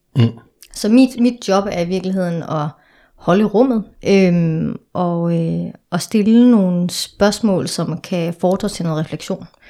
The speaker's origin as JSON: {"language": "Danish", "country": "Denmark", "tie": "born or raised there", "moved": "as an adult", "lives_now": "Copenhagen, Denmark", "said": "jeg er fra Jylland, så, øhm, så jeg er opvokset i en meget sådan sort-hvid familie. Så mm. da jeg flytter til København tilbage i 2013"}